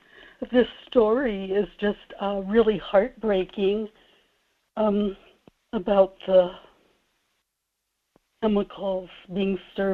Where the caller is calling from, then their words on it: Kodiak, Alaska, United States; in Kodiak.